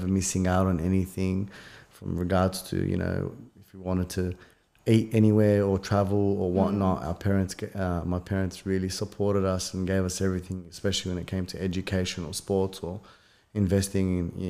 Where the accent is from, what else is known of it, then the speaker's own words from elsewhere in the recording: Punchbowl, New South Wales, Australia; I think, we came here, you know, obviously son of an immigrant. So kind of growing up in Punchbowl, I would say I was very colourful.